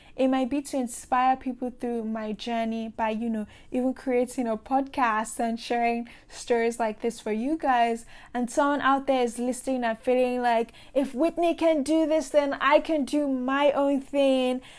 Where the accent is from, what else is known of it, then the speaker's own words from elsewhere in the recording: Nigeria; I grew up in Nigeria